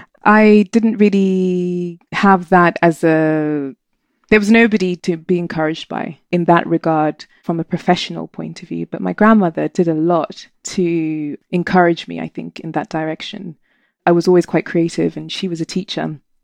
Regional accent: Zimbabwe; moved away as an adult; Zimbabwe. Gosh, I was born soon after independence, five years later. And, uh, I was a born free, and it was an amazing childhood

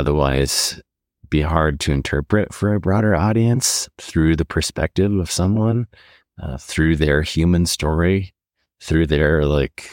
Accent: Montana, United States; I grew up here in Montana

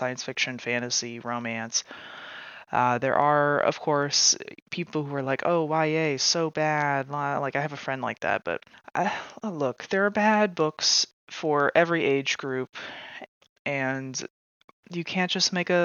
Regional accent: Indianapolis, Indiana, United States; moved away as an adult; also born or lived in Bath, England; now in Central Ohio, United States; my hometown of Indianapolis, Indiana

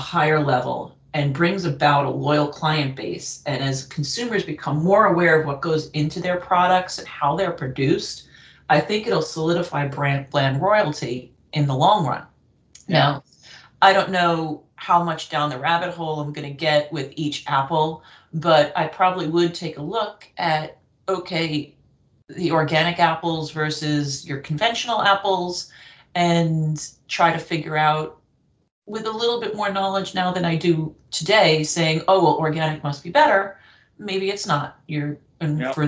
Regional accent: United States; being an American

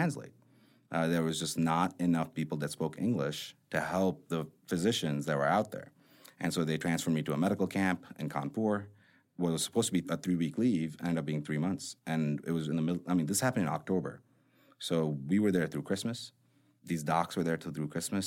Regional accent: Chicago, Illinois, United States; growing up in Chicago as a brown guy

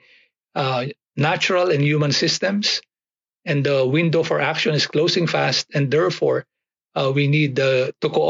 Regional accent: Philippines; I grew up about 80 kilometers south of Manila in the Philippines

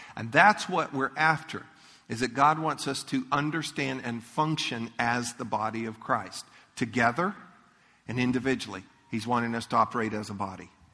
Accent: Leesburg, Florida, United States; I grew up in Leesburg.

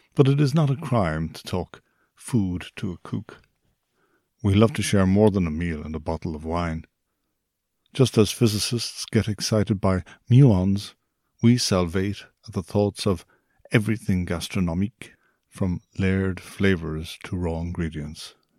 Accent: Ireland

